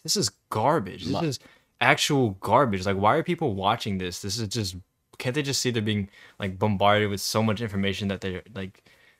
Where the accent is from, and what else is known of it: United States